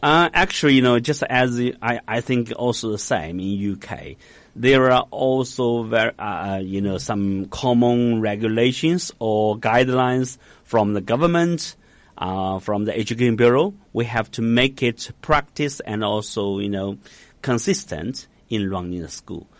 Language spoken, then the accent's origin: English; Hangzhou, Zhejiang, China; English is a second language; I was born in Hangzhou